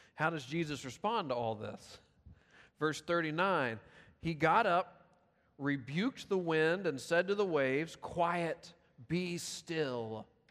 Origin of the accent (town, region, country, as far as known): Memphis, Tennessee, United States; born or raised there; moved away